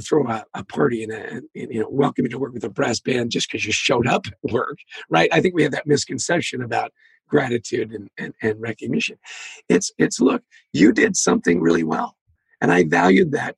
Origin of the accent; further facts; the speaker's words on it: Canada; I grew up in Canada